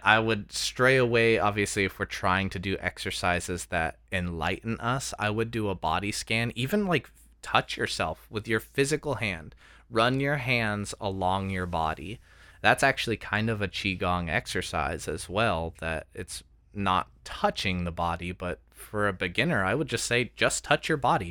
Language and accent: English; United States; we're from America